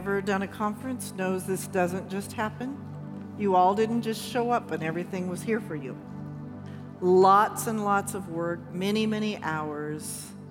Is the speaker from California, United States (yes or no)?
yes; Shafter, California, United States; I was in the eighth grade and I was graduating from Richmond Junior High School in Shafter, California, nobody knows where that is, town of, you do, 6,000 people in the middle of nowhere